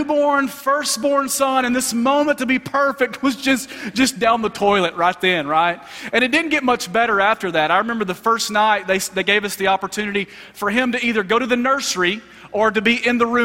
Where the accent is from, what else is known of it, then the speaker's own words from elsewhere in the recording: Alabama, United States; moved away; I'm originally from Alabama